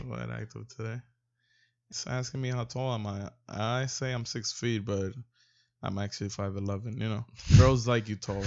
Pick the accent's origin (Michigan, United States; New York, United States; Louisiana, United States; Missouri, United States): New York, United States; I'm originally from New York